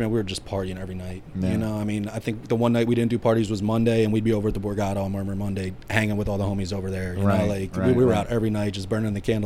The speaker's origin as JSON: {"language": "English", "town": "Atlantic City", "region": "New Jersey", "country": "United States", "tie": "born or raised there", "also_born_or_lived": "Florida", "said": "Atlantic City in my hometown."}